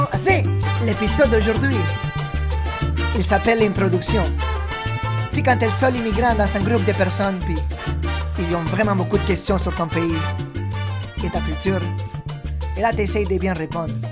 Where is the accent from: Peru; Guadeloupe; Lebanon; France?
Peru; je, viens pas du Mexique. Euh, je viens du Pérou, en Amérique du Sud.